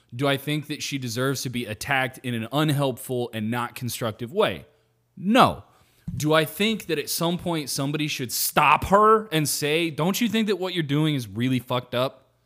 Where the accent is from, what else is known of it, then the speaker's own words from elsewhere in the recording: United States; I'm American